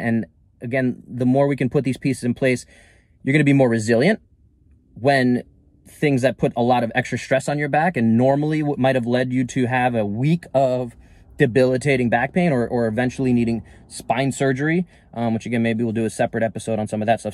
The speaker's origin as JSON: {"language": "English", "town": "New York City", "region": "New York", "country": "United States", "tie": "born or raised there", "moved": "as an adult", "lives_now": "Northern California, United States", "said": "growing up in New York City most of my life"}